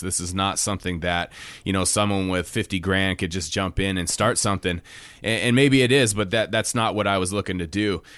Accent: Kotzebue, Alaska, United States; born and raised in Kotzebue, Alaska

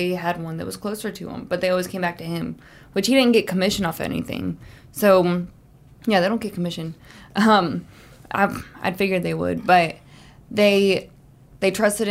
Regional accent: Snellville, Georgia, United States; I'm from Snellville.

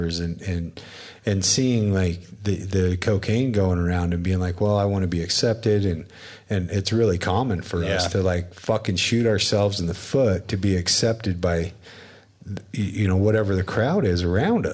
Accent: Wyoming, United States; now in Utah, United States; where I grew up in Wyoming, in a trailer park in an oil-filled town

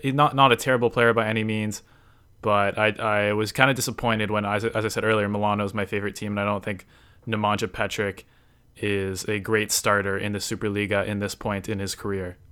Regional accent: Toronto, Ontario, Canada; I'm from Toronto, Canada.

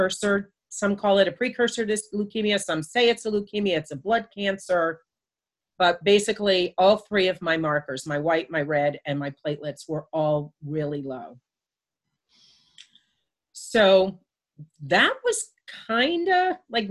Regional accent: United States; also born or lived in Florida; now in South Carolina, United States; I'm from New York and New Jersey

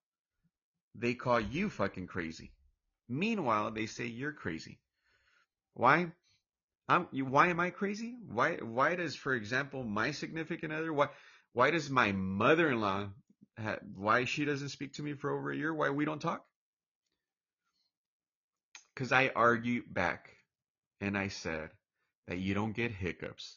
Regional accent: Orange, California, United States; also born or lived in Mexico / Lake Chapala, Jalisco, Mexico; I'm from Orange, California, Orange County, California, and I got a little bit of an accent. And I was raised here all my entire life, pretty much. I mean, my first few years I was in Mexico, but that was like first 5, 6 years

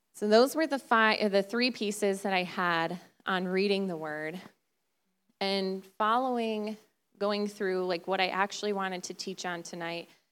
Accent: Detroit, Michigan, United States; moved away as an adult; now in West Michigan, United States; Originally, we're from the Detroit area

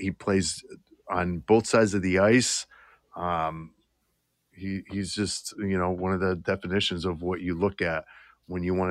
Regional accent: Western Massachusetts, United States; I'm from Massachusetts, Western Mass, but you know, grew up a Bruins fan

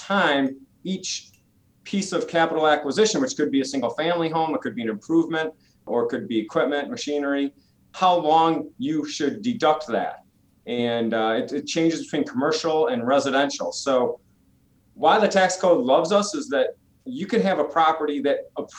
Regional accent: Michigan, United States; moved away; I'm originally from Michigan

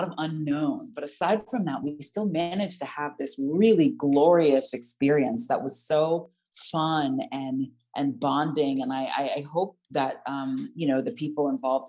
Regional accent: United States; accent: American; moved away as an adult; now in London, United Kingdom; as an American with a, you know, fairly strong American accent

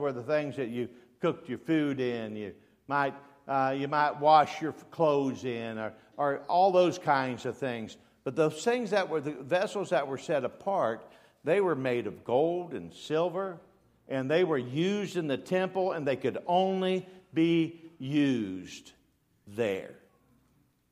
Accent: Dayton, Ohio, United States; I was raised in Dayton, Ohio

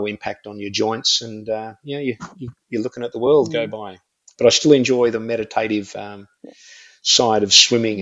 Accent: Australia; I'm an Aussie

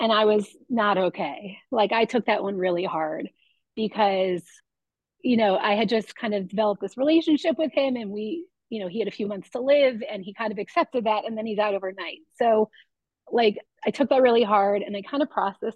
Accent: South Florida, United States; moved away as an adult; also born or lived in New York; now in Philadelphia, United States; Yeah, so I grew up in South Florida

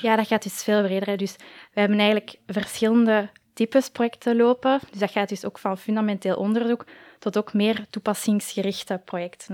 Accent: Koekelberg, Brussels-Capital Region, Belgium; ik ook ja, in het middelbaar op school heb gezeten in Koekelberg

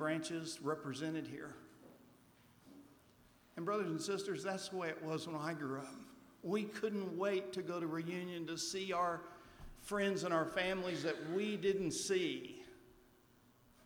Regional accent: Oklahoma, United States; moved away; I grew up down in Oklahoma

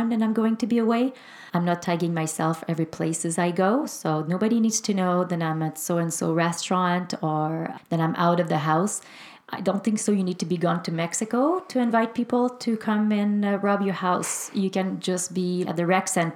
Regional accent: Quebec, Canada; also born or lived in Greater Vancouver; now in Vancouver, Canada; I'm from Quebec, and we live in the Greater Vancouver area

